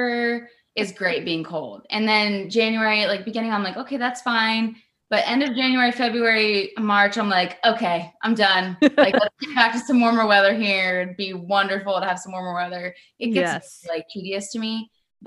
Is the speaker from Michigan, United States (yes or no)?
no; Florida, United States; moved away as an adult; now in Tennessee, United States; We're both actually from Florida